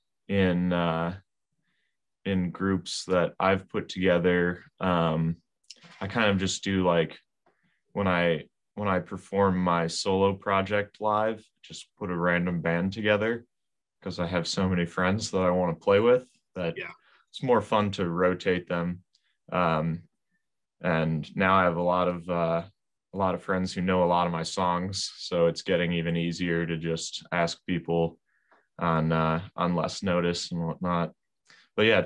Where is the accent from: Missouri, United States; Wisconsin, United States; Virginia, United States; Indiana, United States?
Wisconsin, United States; Whitefish Bay; also born or lived in Appleton, Wisconsin; I grew up in Whitefish Bay.